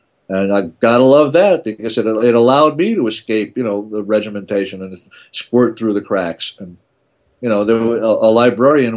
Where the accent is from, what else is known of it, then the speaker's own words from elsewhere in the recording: United States; moved away as an adult; also born or lived in Babylon, New York; now in Canada; I'll never stop being an American